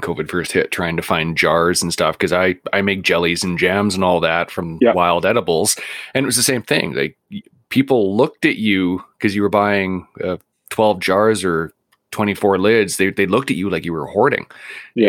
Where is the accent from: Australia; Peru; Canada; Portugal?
Canada; Vancouver, British Columbia; now in Prince George, Canada; I grew up in Vancouver and moved to Prince George about 15 years ago